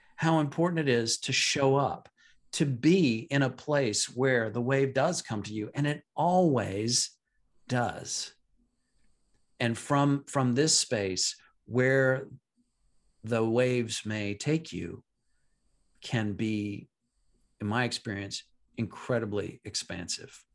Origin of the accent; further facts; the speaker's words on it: Midwest, United States; I'm from the Midwest